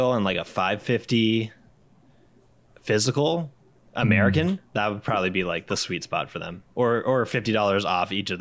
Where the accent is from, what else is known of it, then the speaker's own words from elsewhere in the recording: Canada; we're a Canadian bunch here